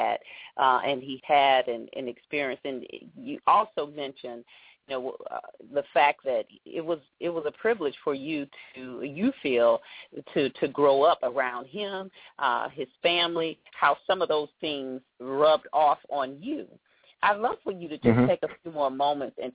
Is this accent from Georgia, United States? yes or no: yes; Atlanta, Georgia, United States; moved away; I'm from Atlanta